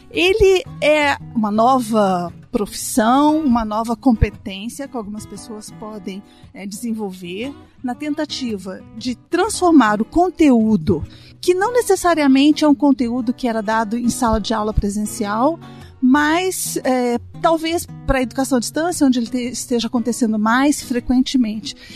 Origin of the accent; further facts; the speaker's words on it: Itajubá, Minas Gerais, Brazil; eu sou de Itajubá, essa cidade no sul de Minas.